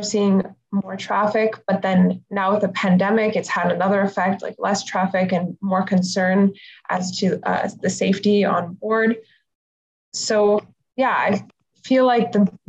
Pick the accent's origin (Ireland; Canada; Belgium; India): Canada; Toronto, Ontario; I'm actually from Toronto, so I didn't actually have to move to a new city